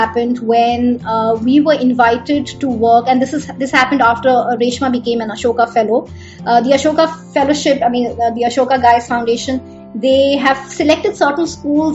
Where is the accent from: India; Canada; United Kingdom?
India; Bihar; I grew up in Bihar, and there they say thetar